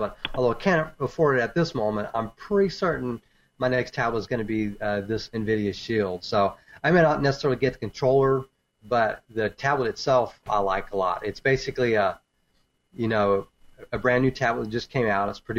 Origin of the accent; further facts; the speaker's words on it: Texas, United States; I'm from Texas.